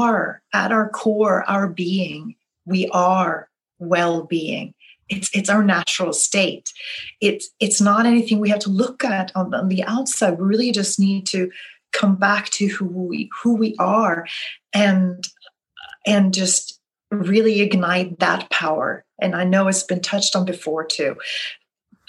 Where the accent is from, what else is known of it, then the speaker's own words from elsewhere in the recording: Sweden; now in New Orleans, United States; I'm originally from Sweden, but I am in New Orleans.